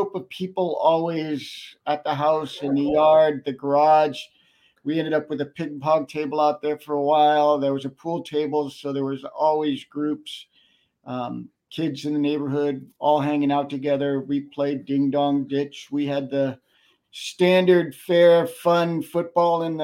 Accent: Covina, California, United States; also born or lived in Westerly, Rhode Island / Connecticut; that was the formative growing up years, was in Covina, California, at the San Gabriel Valley, right up against the mountains.

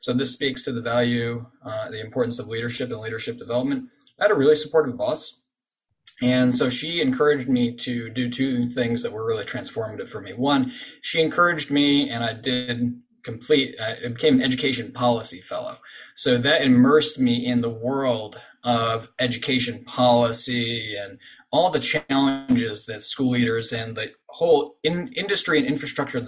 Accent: Binghamton, New York, United States; now in Washington, D.C. area, United States; my hometown of Binghamton in Western New York

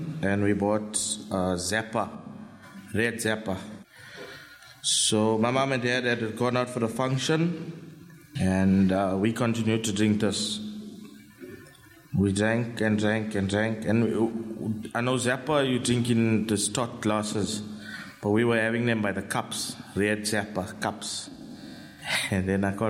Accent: Phoenix, KwaZulu-Natal, South Africa; I grew up in Phoenix with a mom, my mom, my dad, sister

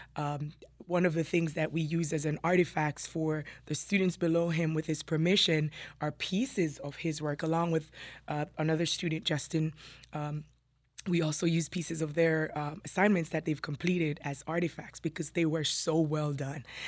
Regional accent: Jamaica; moved away as an adult; also born or lived in New York City; now in Burlington County, United States; I was born and raised in Jamaica

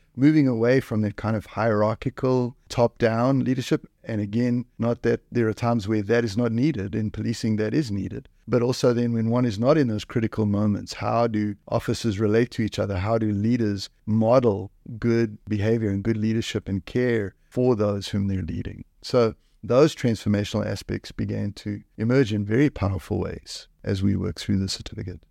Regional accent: South Africa; now in Canada; I come from South Africa. South Africa

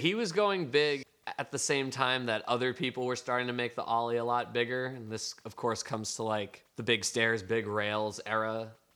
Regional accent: Gardner, Massachusetts, United States; now in San Francisco, United States; where I grew up in Gardner, Massachusetts.

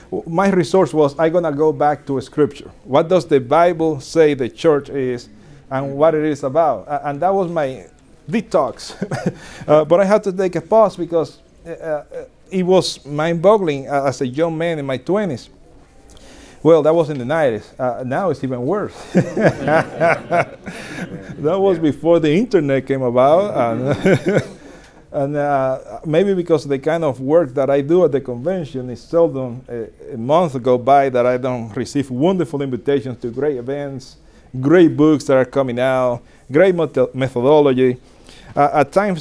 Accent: Dominican Republic; I was born and raised in Dominican Republic

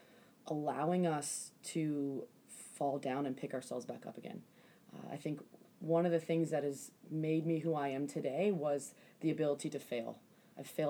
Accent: Silver Spring, Maryland, United States; the time that I grew up in Silver Spring, Maryland

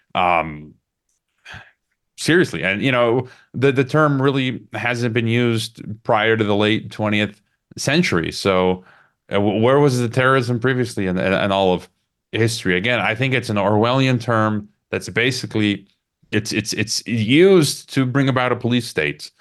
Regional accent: Chicago, Illinois, United States; moved away as an adult; I'm originally from Chicago, Illinois. About uh, you know, 15 years ago, I just happened to permanently expatriate from the U.S. empire

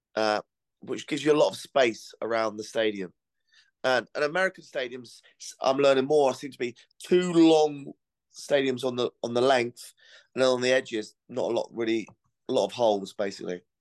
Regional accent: Cornwall, South West England, United Kingdom; I'm from Cornwall

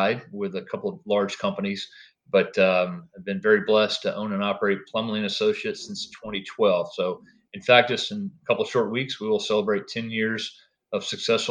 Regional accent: Nashville, Tennessee, United States; I grew up in the Nashville area

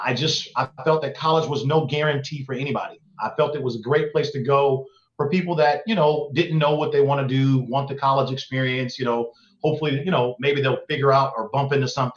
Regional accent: Oakland, California, United States; I grew up in East Oakland, California

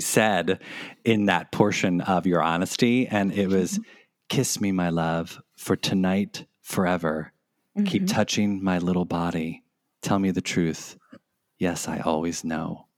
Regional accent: United States; accent: American; my awful American accent

